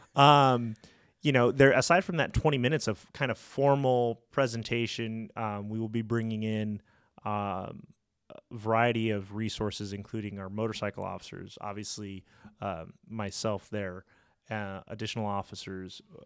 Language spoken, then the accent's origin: English; La Mirada, California, United States; I am a local kid. I, I grew up in La Mirada, went to La Mirada High School